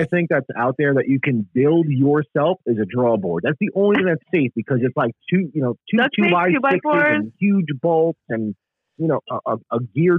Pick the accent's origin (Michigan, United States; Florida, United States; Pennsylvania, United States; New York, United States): New York, United States; New York City; moved away as an adult; now in South Carolina, United States; And I grew up in the Bronx in New York.